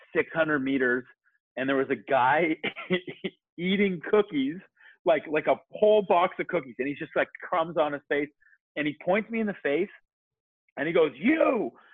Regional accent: Kitchener, Ontario, Canada; moved away as an adult; also born or lived in New Zealand; now in Toronto, Canada; I grew up in Kitchener, Ontario

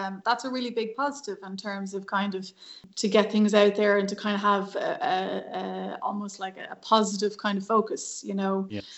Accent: Dublin, Leinster, Ireland; I grew up in Dublin, um, in a place called Cabra, which is kind of North Dublin, the best part

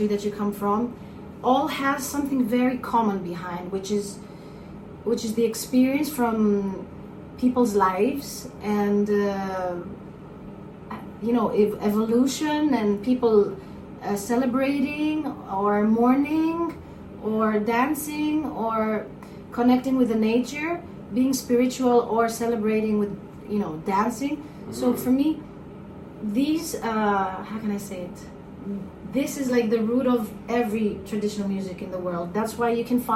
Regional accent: Crete, Greece; also born or lived in Athens, Greece; my dad is from Sudan and my mom is from Crete. It's an island in the south of Greece. So I grew up in Athens for the first years of my life. Then we went to Crete.

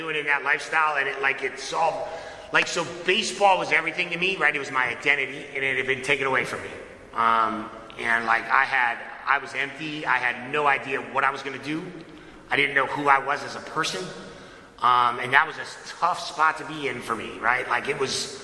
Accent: Connecticut, United States; I was born and raised in Connecticut

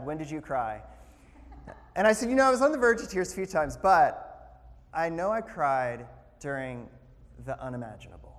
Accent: the South, United States; I found the county in which I was born and where I grew up, because I grew up in the South

